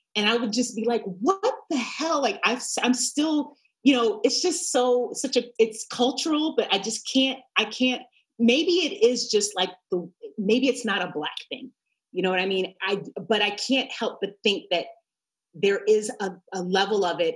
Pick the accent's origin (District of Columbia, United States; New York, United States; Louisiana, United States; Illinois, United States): New York, United States; moved away as an adult; also born or lived in Montclair, New Jersey; now in Los Angeles, United States; I'm from New York